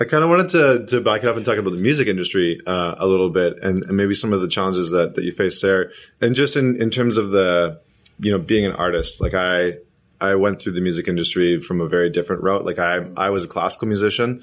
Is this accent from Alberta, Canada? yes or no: yes; Alberta, Canada; I remember growing up in Alberta